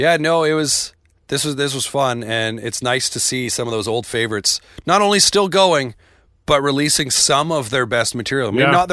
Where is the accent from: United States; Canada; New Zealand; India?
Canada; but Stuck Out Here, being Canadian, there were like references that I got that I was like, ah, that's pretty cool.